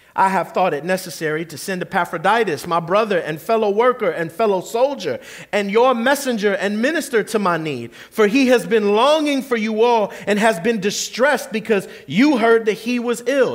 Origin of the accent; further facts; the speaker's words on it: Kissimmee, Florida, United States; the very street I grew up on in South Kissimmee